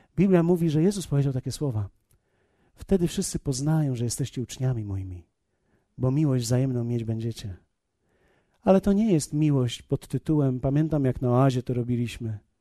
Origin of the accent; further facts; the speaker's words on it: Poland; ja z Polski jestem